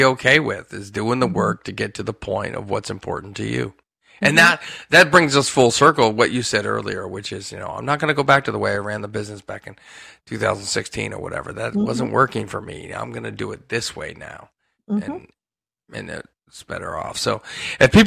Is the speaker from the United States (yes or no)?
yes; Hershey, Pennsylvania, United States; my days growing up in Hershey and going to Hershey Park all the time